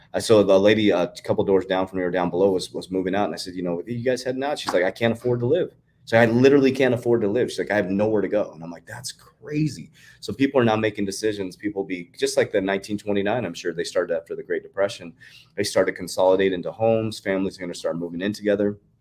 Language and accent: English; United States; I am proud to be an American